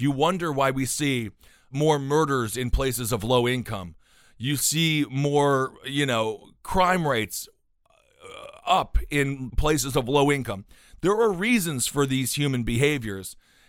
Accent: Milwaukee, Wisconsin, United States; I grew up in Wisconsin, not in Colorado.

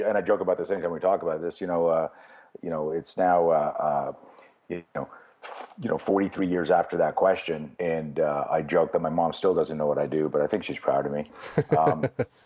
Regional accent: Canada; I grew up in Canada

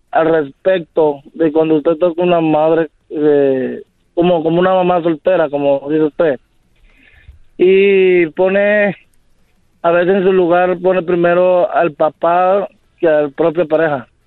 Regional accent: Cuba; moved away; also born or lived in Ecuador; No, no, salí de Cuba a Ecuador, viví en Ecuador por dos años.

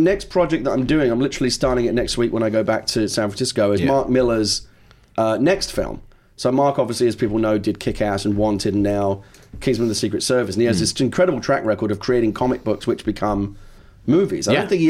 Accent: London, United Kingdom; Like I said, I was born and raised in London, to be here.

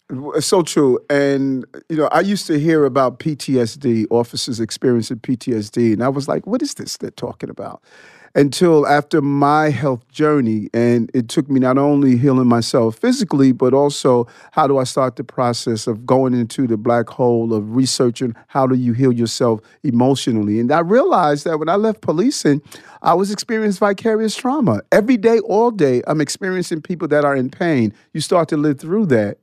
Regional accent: New York City, New York, United States; also born or lived in Brooklyn, New York; I grew up in, uh, between Brooklyn and Queens. I lived in Brooklyn until I was seven years old

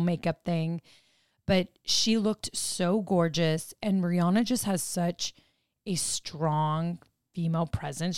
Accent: Arizona, United States; moved away; we grew up in Arizona

